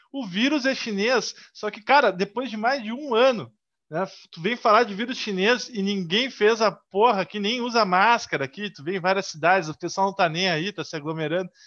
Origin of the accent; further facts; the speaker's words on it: Rio Grande do Sul, Brazil; para nós que somos do Rio Grande do Sul, Rio Grande do Sul, primeiro lugar em tudo